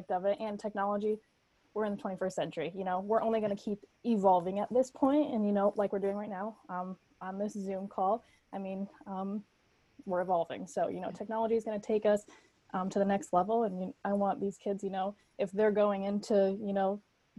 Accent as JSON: {"language": "English", "town": "Higganum", "region": "Connecticut", "country": "United States", "tie": "born or raised there", "said": "I'm from Higginham originally. So I went through the HK school district"}